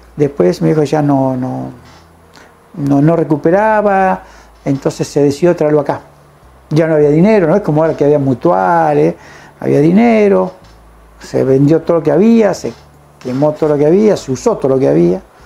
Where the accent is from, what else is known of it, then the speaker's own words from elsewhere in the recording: Villa Libertador San Martín, Entre Ríos, Argentina; yo nací en Entre Ríos